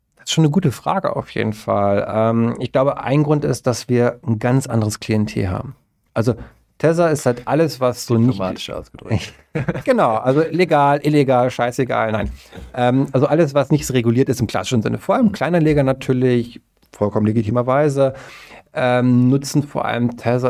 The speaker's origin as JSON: {"language": "German", "country": "Germany", "said": "wir beide als Deutsche"}